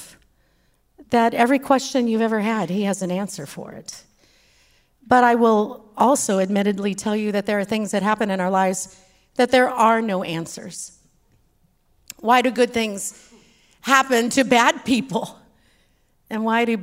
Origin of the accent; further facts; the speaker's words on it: Texas, United States; accent: Texas; my Texas accent.